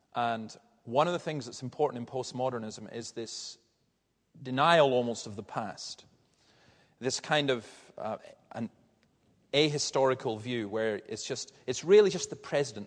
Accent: Tarbert Peninsula, Scotland, United Kingdom; where I grew up in Fern and Ballantyre and all these villages along that part of the Tarbert Peninsula

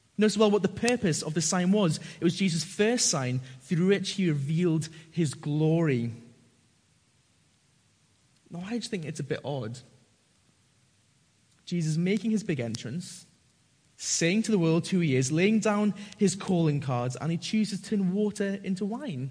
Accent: Northumberland, North East England, United Kingdom; I grew up in Northumberland, and a lot of my mates are farmers and rugby players.

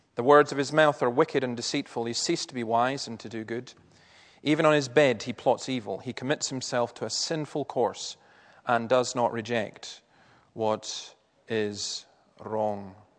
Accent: Easter Ross, Scotland, United Kingdom; I'm actually from Easter Ross

